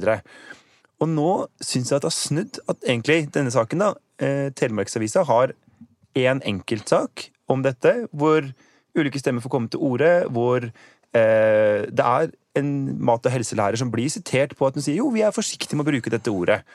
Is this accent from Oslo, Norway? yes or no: yes; Oslo, Norway; now in Bergen, Norway; som man kanskje kan høre, så kommer jeg fra Oslo